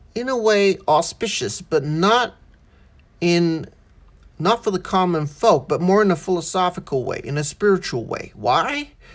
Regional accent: Australia; first language English; also born or lived in Malaysia; I was born in Malaysia, grew up in Australia, I have an Australian citizenship.

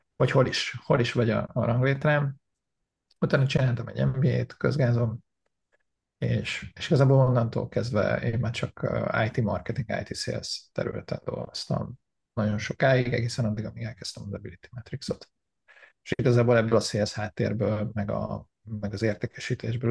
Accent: Hungary; born or raised there; moved away as an adult; also born or lived in Canada; now in United States

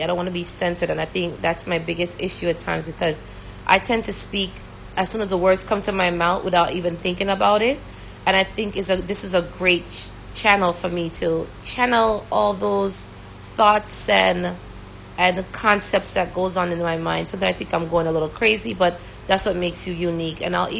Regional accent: Brooklyn, New York, United States; also born or lived in Jamaica; knowing that she came from Guyana and I came from Jamaica. But it was such an awesome thing, you know. But I'm not gonna lie to you, it definitely gave me a culture shock. And growing up in Brooklyn, it was just awesome.

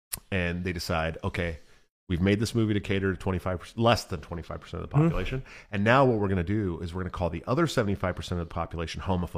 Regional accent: San Francisco, California, United States; I grew up in San Francisco, dude.

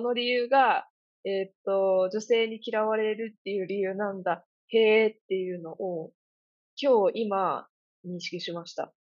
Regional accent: Kansai, Japan; moved away; 私関西から来てるんで

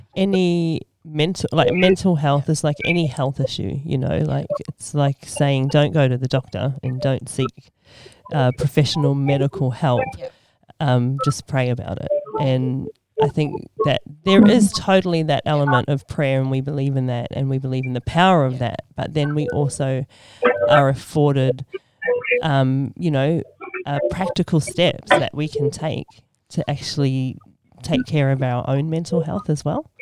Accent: Sydney, New South Wales, Australia; moved away as an adult; now in New Zealand; I was actually born and raised in Sydney, Australia. I moved to New Zealand in 2002

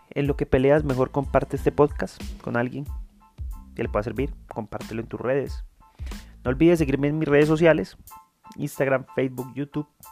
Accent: Medellín, Antioquia, Colombia; also born or lived in Envigado; no me siento orgulloso de ser medellinense. Creo que nací aquí por casualidad

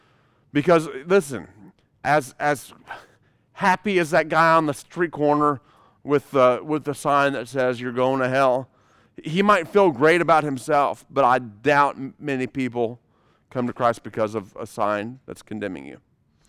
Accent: United States; born there; I'm so very thankful that I was born here in America, where we have freedoms and liberties.

